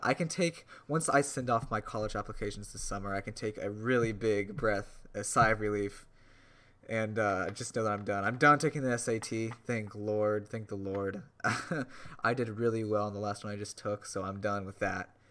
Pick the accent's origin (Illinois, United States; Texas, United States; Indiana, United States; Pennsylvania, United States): Indiana, United States; suburb of Indianapolis, United States; moved away; I grew up in a really large suburb where I could pretty much see the Indianapolis skyline